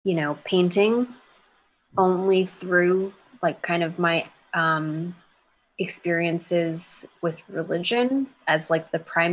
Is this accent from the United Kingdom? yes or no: no; United States; grown up as like an American kid